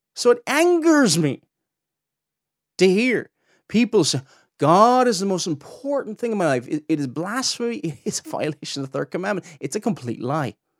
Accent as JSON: {"language": "English", "town": "Cork", "region": "Munster", "country": "Ireland", "accent": "Cork", "said": "my Cork accent comes out sometimes here."}